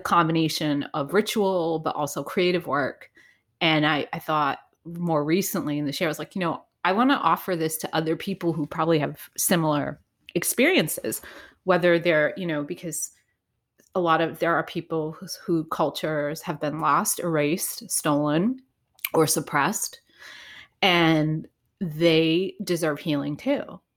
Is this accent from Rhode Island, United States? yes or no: yes; Providence, Rhode Island, United States; I grew up in Providence, Rhode Island